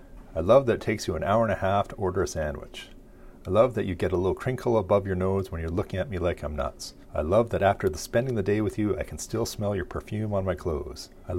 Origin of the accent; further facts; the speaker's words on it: Pinawa, Manitoba, Canada; now in Dauphin, Canada; In general, I hate Hallmark Christmas movies, other than the one that was partially filmed in my hometown of Pinawa.